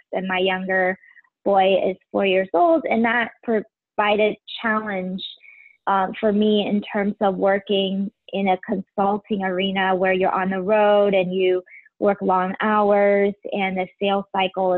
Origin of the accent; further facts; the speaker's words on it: Taiwan; now in Cincinnati, United States; I'm originally from Taiwan.